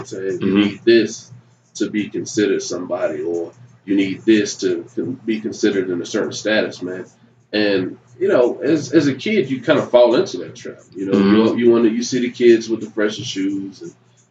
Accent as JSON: {"language": "English", "area": "Durham, Greensboro area", "region": "North Carolina", "country": "United States", "moved": "as an adult", "lives_now": "Spartanburg, United States", "said": "I'm originally from Durham, Greensboro area."}